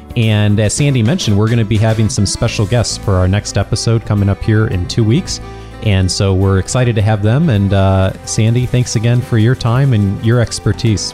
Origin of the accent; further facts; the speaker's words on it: Chicago, Illinois, United States; now in Southern California, United States; I grew up in Chicago